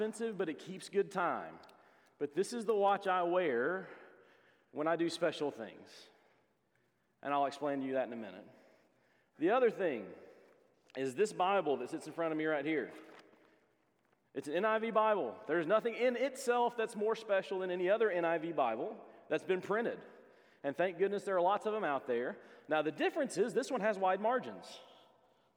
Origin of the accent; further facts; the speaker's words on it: Hixson, Tennessee, United States; when I grew up in Hixson, Tennessee.